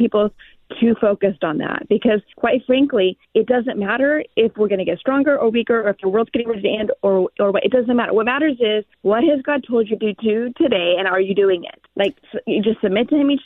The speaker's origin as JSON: {"language": "English", "town": "Clovis", "region": "California", "country": "United States", "tie": "born or raised there", "said": "my hometown"}